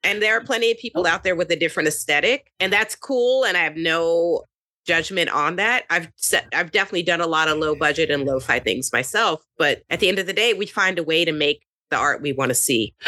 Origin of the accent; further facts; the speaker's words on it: Kentucky, United States; also born or lived in California / Brooklyn, New York; now in New York, United States; I grew up in Kentucky